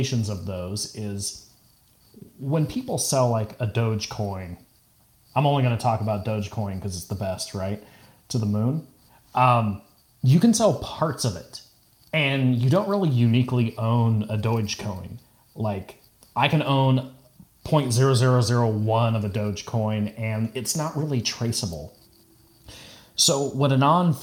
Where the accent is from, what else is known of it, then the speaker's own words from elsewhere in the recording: California, United States; I'm from California